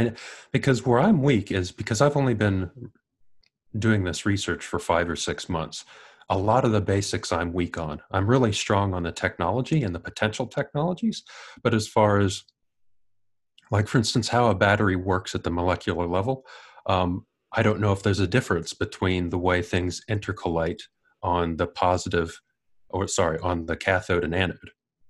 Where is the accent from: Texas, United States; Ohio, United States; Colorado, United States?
Ohio, United States; accent: American; moved away as an adult; now in Wellington, New Zealand; I do have an American accent. I'm originally from Ohio. I came to New Zealand about 2003, and it was originally just for a holiday. I stayed for a year, came back to the U.S.